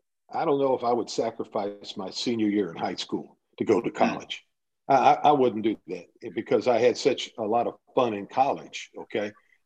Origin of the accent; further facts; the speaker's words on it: Dayton, Ohio, United States; growing up in Dayton, Ohio, I grew up in the blue collar neighborhood, and we grew up riding our bikes to the playground